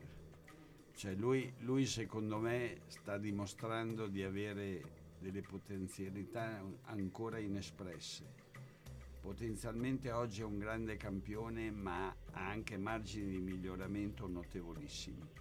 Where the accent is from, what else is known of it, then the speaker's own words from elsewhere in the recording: Emilia-Romagna, Italy; No, no, no, no, io no. sono romagnolo